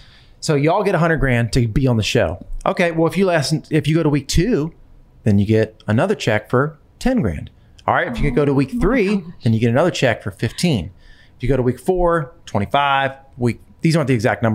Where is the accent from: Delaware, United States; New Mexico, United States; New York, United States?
Delaware, United States; we're both from Delaware